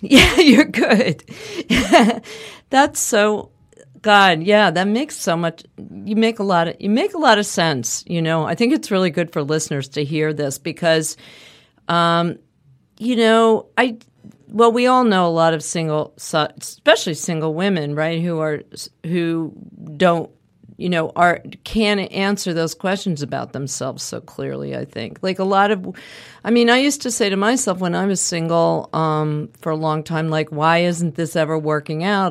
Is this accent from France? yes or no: no; suburbs of Philadelphia, Pennsylvania, United States; also born or lived in Manhattan, New York; I lived in Manhattan, started in town until I was eight, and then we moved to the suburbs of Philadelphia.